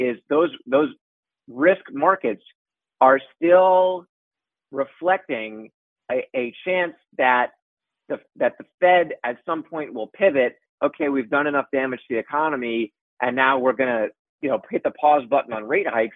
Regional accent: Westchester, New York, United States; now in New York City, United States; I'm from Westchester. I've been living in the city for almost 10 years

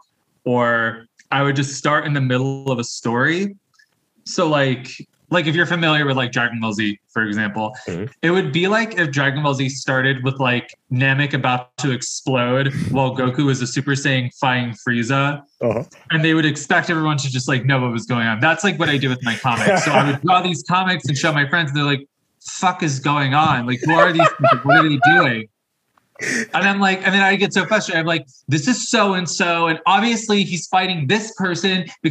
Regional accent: Long Branch, New Jersey, United States; also born or lived in Tinton Falls, New Jersey; now in Philadelphia, United States; I grew up in New Jersey. So for the first half of my childhood, I grew up in Long Branch, New Jersey, Monmouth County, very much by the shore

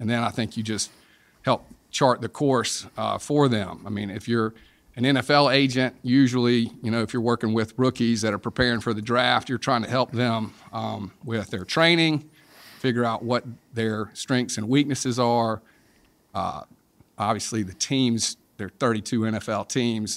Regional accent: South Carolina, United States; I'm from South Carolina, grew up in South Carolina

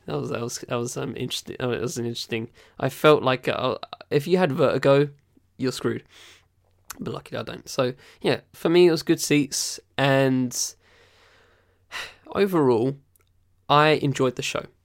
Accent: United Kingdom; I'm a British guy

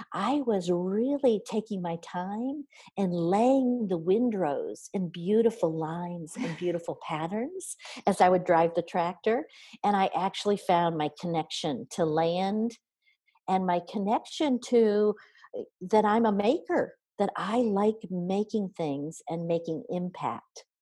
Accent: near Kalamazoo, Michigan, United States; I grew up in um, Cal- near Kalamazoo, Michigan so southern Michigan, uh, about halfway between Detroit, uh, Detroit and Chicago

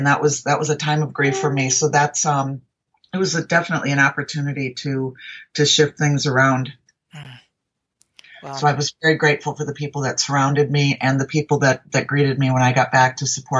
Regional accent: Minneapolis, Minnesota, United States; now in Arizona, United States; I'm a transplant from Minneapolis, Minnesota, which I still call home even after 36 years of being in Arizona.

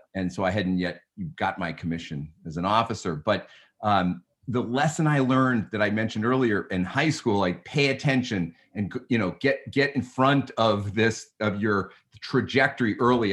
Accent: Newton, Massachusetts, United States; I grew up in, uh, in Newton, Mass, just a little, uh, a, a town sub, western suburb of, of Boston.

